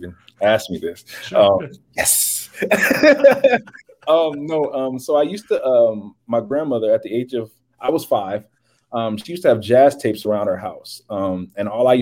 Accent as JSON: {"language": "English", "town": "Compton", "region": "California", "country": "United States", "tie": "born or raised there", "moved": "yes", "lives_now": "Columbus, Ohio, United States", "said": "I'm originally from Compton, California, born in bread"}